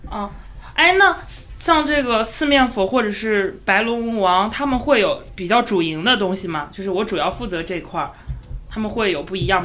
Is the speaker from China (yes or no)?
yes; Luoyang, Henan, China; 我们家是洛阳的，就是我们那边有一个山叫芒山嘛